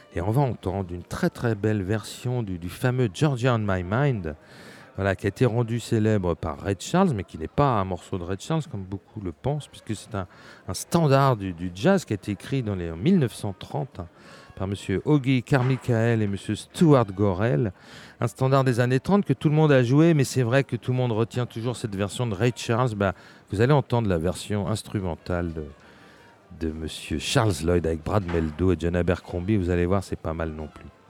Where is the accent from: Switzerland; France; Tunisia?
France; chez nous, en France